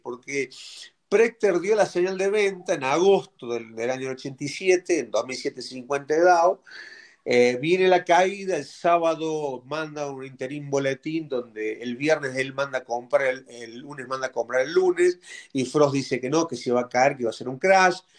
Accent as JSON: {"language": "Spanish", "country": "Argentina", "also_born_or_lived": "Mexico", "moved": "yes", "said": "yo siendo argentino"}